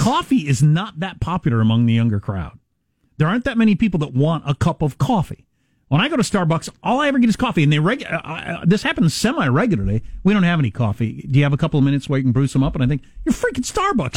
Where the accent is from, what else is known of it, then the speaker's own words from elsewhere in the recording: Kansas, United States; moved away; I took her to Kansas to see all where I'm from, my hometown, where I went to high school